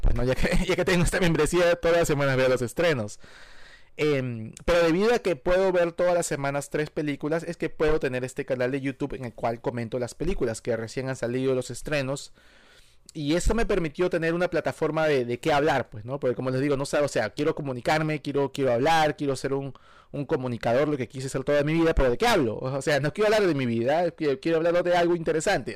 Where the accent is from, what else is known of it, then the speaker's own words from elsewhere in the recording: Peru; moved away as an adult; also born or lived in Virginia / Miami; now in United States; Yo soy peruano de nacimiento, nací en el Perú eh, y viví en el Perú hasta los 19 años.